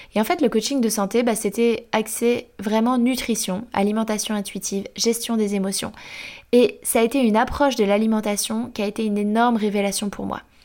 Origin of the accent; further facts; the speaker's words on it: Angers, Pays de la Loire, France; Je viens d'Angers, dans l'Ouest